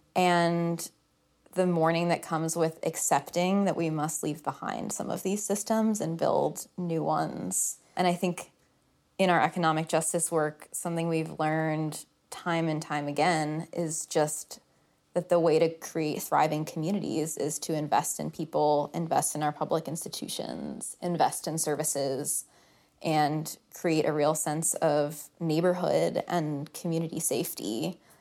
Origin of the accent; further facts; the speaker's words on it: Oak Park, Illinois, United States; I grew up in the area. I grew up in Oak Park